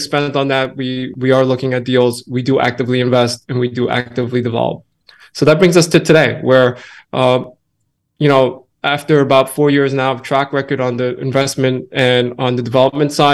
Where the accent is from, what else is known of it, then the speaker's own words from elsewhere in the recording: New York, United States; I'm born and raised in New York. I've been here all my life